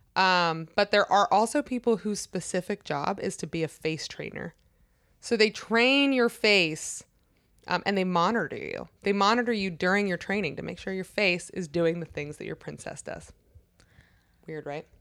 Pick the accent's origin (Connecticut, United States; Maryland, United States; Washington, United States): Maryland, United States; Growing up in Maryland